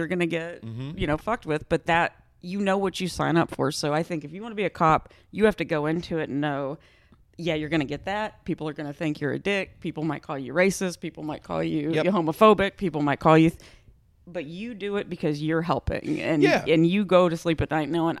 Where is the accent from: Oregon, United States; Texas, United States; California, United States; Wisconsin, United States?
Texas, United States; I grew up, because I'm like from the South, I'm from Texas, it's, you know, you get pulled over, you always immediately, yes sir, yes ma'am